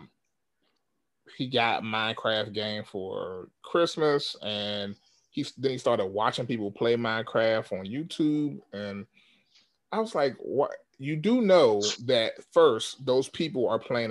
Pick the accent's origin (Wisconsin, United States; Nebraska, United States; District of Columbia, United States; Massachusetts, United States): District of Columbia, United States; Washington; I grew up in Washington, D.C., an area called Southeast Washington, D.C.